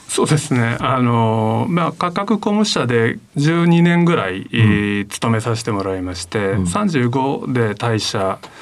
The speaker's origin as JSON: {"language": "Japanese", "town": "Fukuyama", "region": "Hiroshima", "country": "Japan", "tie": "born or raised there", "said": "生まれはあの広島の福山という町ですね"}